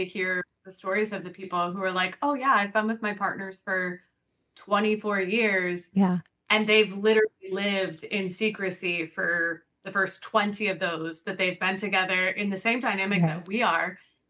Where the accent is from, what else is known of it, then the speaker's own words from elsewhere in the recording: Colorado, United States; now in Florida, United States; we came from Colorado, and Colorado in general is a very open, accepting, loving